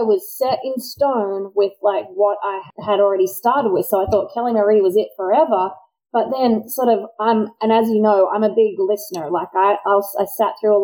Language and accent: English; Australia; now in United States; me as an Australian